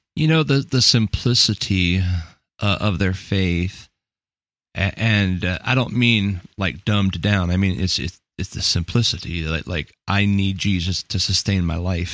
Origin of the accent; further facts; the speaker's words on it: United States; I'm like American pastor guy